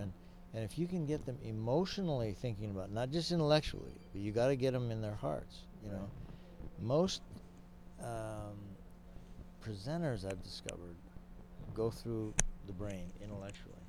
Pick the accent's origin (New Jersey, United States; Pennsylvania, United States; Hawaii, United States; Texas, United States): Hawaii, United States; I grew up in Hawaii